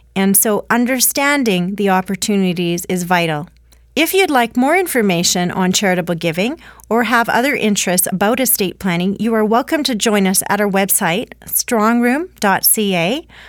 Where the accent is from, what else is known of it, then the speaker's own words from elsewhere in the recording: Canada; as a Canadian population, we do feel strongly about our value sets